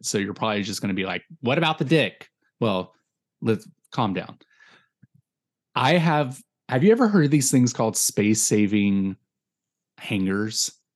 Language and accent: English; Virginia, United States; moved away; even though I'm fucking from there